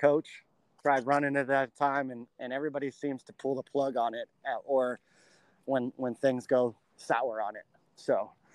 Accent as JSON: {"language": "English", "town": "La Verne", "region": "California", "country": "United States", "tie": "born or raised there", "said": "I grew up in Southern California in the Laverne, Laverne area"}